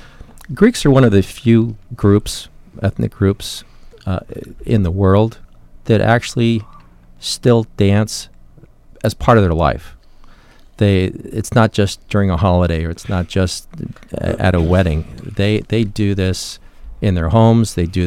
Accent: San Diego, California, United States; growing up in San Diego

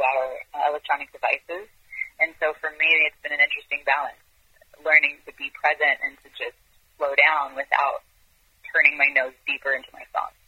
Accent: Israel; moved away as an adult; also born or lived in France / Europe; now in California, United States; I was born in France, and I grew up in Israel, and I moved wow. to the U.S. Uh, when I was 21.

